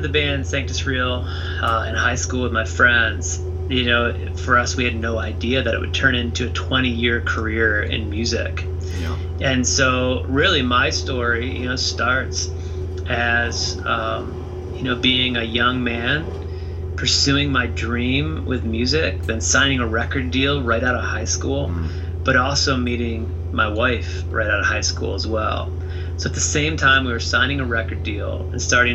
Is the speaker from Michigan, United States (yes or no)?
no; Toledo, Ohio, United States; I grew up in Toledo, Ohio